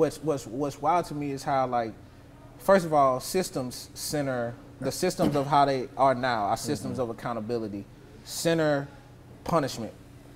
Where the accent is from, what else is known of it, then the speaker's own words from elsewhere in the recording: Nashville, Tennessee, United States; my growing up in North Nashville was, like, very much so, like, family-oriented